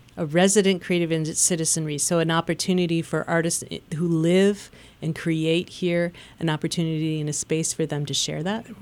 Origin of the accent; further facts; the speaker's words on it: Midwest, United States; accent: Midwestern; now in Lehigh Valley, United States; has forgiven my Midwestern accent